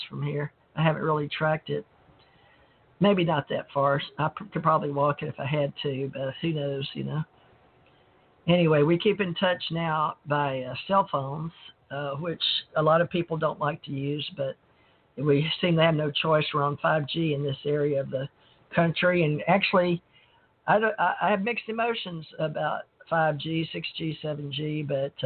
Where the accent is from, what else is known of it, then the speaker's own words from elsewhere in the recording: Monroe, Louisiana, United States; now in Gulf Breeze, United States; I grew up around KNOE, so I learned from the time I was born in Monroe, Louisiana.